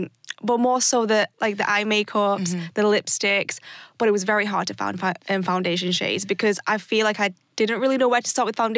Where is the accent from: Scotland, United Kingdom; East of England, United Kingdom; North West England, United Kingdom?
North West England, United Kingdom; Warrington; born or raised there; also born or lived in Philippines